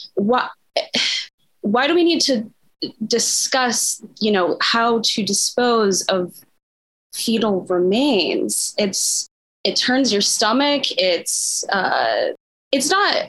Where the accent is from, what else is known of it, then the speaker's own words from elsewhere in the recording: Midwest, United States; I'm from the Midwest, um, born and raised